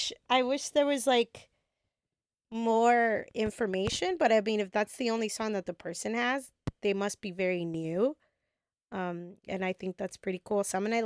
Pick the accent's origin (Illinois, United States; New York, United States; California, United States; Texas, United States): Texas, United States; We're all from Texas.